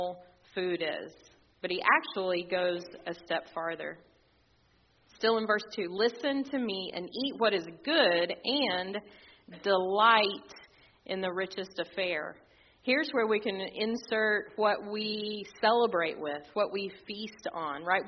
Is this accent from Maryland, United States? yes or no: no; Texas, United States; as a Texan